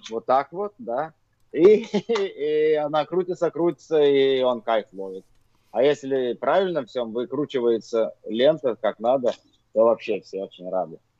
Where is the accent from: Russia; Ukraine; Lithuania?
Lithuania; Vilnius, Vilnius County; Я диджей из Вильнюса, из э, Литвы.